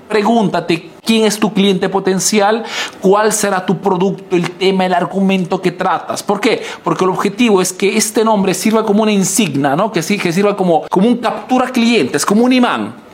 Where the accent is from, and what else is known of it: Peru; now in Italy